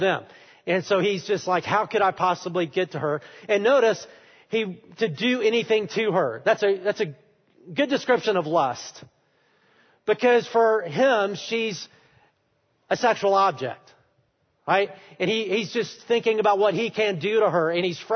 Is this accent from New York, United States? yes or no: no; Alabama, United States; I am from Alabama. I love Alabama